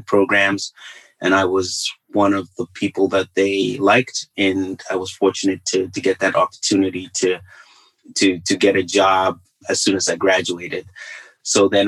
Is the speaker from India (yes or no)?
no; Kitwe, Copperbelt Province, Zambia; moved away as an adult; now in United States; I was born and raised in a mining town in Zambia called Kitwe